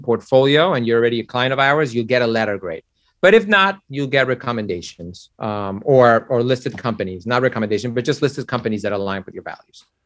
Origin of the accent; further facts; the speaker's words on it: Mexico; now in United States; I was born in Mexico